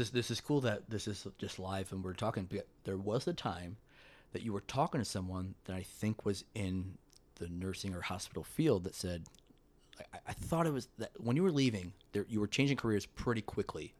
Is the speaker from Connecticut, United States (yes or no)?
no; Schenectady, New York, United States; also born or lived in Manhattan, New York; now in Saratoga Springs, United States; we're in Saratoga and I grew up in Schenectady, which is only about a half hour away